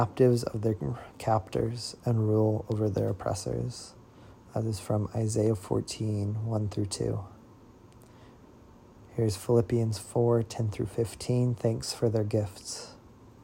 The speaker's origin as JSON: {"language": "English", "region": "Central Illinois", "country": "United States", "tie": "born or raised there", "moved": "yes", "lives_now": "Nashville, United States", "said": "a person born and raised in Central Illinois, now reading from Nashville, Tennessee"}